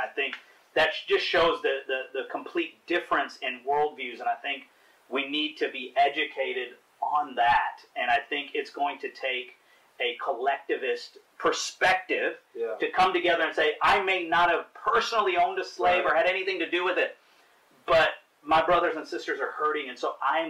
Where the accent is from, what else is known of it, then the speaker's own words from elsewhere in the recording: India; and I'm Indian, so that's very much the same in my culture and in my family as well.